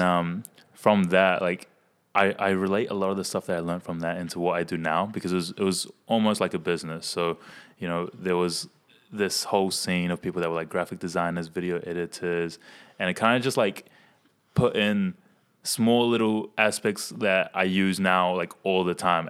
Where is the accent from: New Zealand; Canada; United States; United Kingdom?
New Zealand; Hamilton, Waikato; I'm from Hamilton